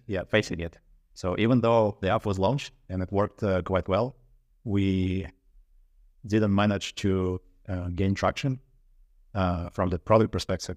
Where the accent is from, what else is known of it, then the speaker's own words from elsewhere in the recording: Russia; moved away as an adult; now in Sweden; I'm originally from Russia.